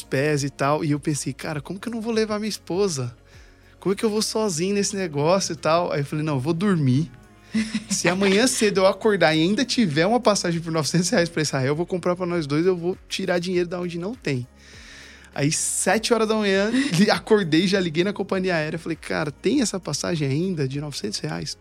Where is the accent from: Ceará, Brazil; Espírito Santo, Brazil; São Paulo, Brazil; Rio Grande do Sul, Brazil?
São Paulo, Brazil; São Carlos; eu saí de São Carlos